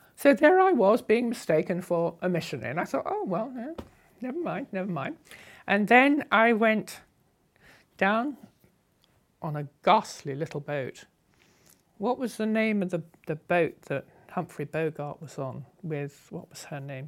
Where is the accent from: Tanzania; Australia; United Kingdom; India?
United Kingdom; England; moved away; As an English girl on a motorcycle